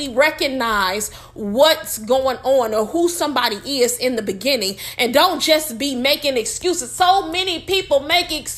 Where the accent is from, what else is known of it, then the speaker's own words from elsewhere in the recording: Detroit, Michigan, United States; I'm from Michigan. You know, y'all, we from Detroit.